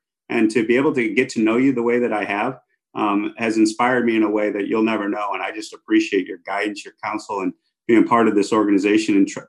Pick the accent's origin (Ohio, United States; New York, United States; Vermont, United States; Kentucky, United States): New York, United States; as a New Yorker